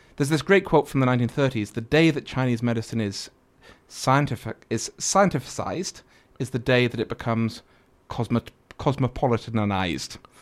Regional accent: Manchester, North West England, United Kingdom; now in China; I drink with him whenever I go back, 'cause that's my hometown

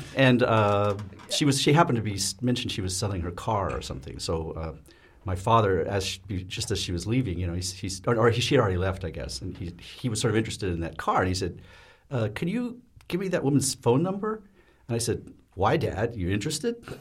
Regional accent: United States; as an American

